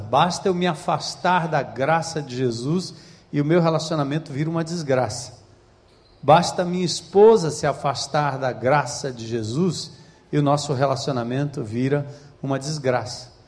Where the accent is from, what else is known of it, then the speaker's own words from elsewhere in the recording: São Paulo, Brazil; moved away as an adult; now in Ceará, Brazil; nascido e criado em São Paulo